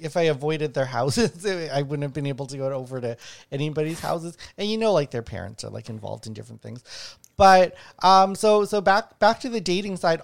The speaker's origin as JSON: {"language": "English", "town": "Winnipeg", "region": "Manitoba", "country": "Canada", "tie": "born or raised there", "said": "I grew up in Winnipeg, also known as the ghetto"}